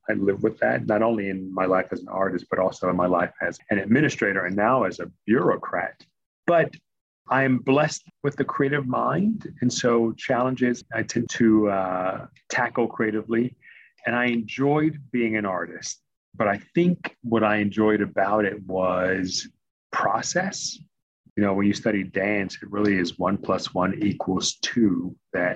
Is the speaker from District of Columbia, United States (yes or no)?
yes; Washington, District of Columbia, United States; moved away as an adult; also born or lived in Maryland / Massachusetts; Born and raised in Lower Northwest, D.C., product of D.C. public schools